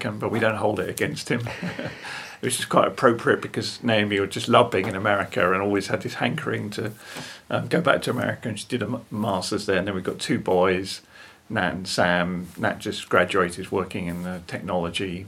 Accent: Hertfordshire, East of England, United Kingdom; moved away as an adult; also born or lived in Switzerland / France / United States; now in Kent, United Kingdom; I was born in Hertfordshire

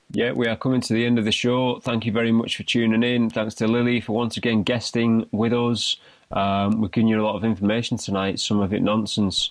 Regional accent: Stockton-on-Tees, North East England, United Kingdom; we're from Teesside, yep. we're from the northeast of England, Stockton-upon-Tees.

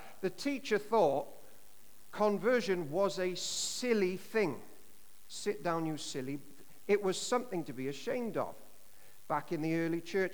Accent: Llanishen High, Wales, United Kingdom; growing up in Tonaruin and Lanishan High

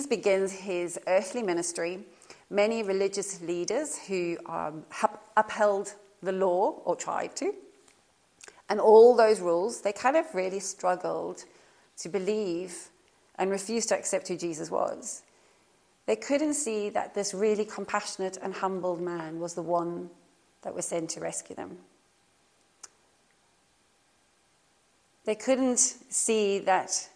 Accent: South Africa; now in Norfolk, United Kingdom; I was born in South Africa

